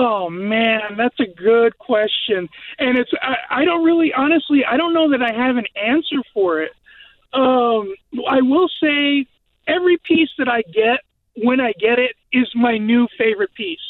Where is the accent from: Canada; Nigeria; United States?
United States; San Antonio, Texas; moved away as an adult; now in Graham, United States; I grew up in San Antonio, Texas